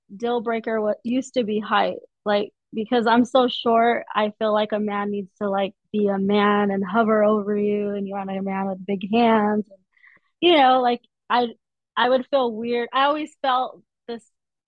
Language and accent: English; Arizona, United States; from Arizona